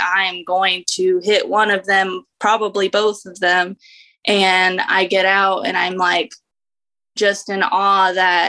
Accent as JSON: {"language": "English", "region": "Indiana", "country": "United States", "tie": "born or raised there", "said": "I grew up in Indiana"}